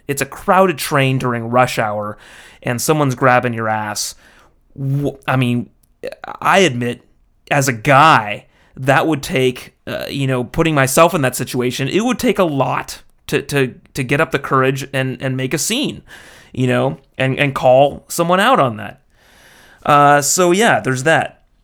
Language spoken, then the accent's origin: English; United States; as an American